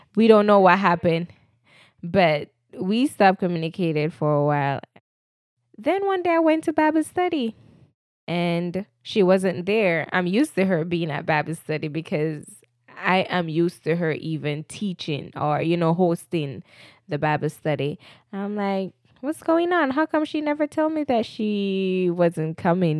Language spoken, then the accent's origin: English; Jamaica; moved away as an adult; I'm a Jamaican. I recently migrated in twenty eighteen